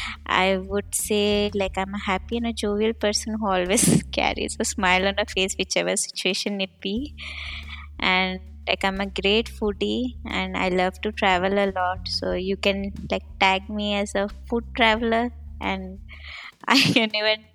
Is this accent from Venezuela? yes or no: no; India; moved away as an adult; now in Berlin, Germany; I'm basically from India and currently staying in Berlin since 5 years